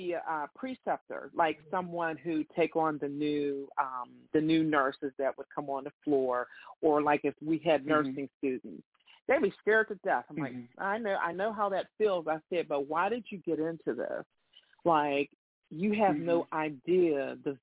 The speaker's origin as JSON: {"language": "English", "town": "Pittsburgh", "region": "Pennsylvania", "country": "United States", "tie": "born or raised there", "said": "I was born and raised in the North"}